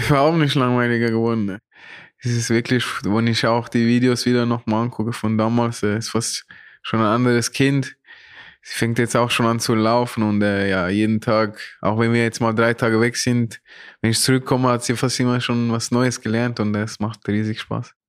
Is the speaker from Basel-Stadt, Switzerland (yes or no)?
no; Zurich, Switzerland; moved away as an adult; now in Frankfurt, Germany; wie Zürich, wo ich aufgewachsen bin